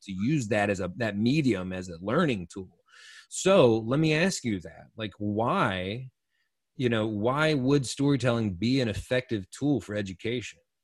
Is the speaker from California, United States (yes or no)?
no; Eastern North Carolina, United States; I'm born and raised in North Carolina and Eastern North Carolina